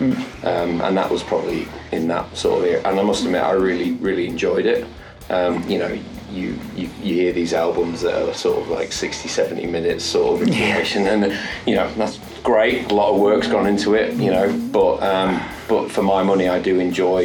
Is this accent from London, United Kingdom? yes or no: no; Yorkshire and the Humber, United Kingdom; also born or lived in Australia; now in Wellington, New Zealand; as I say in Yorkshire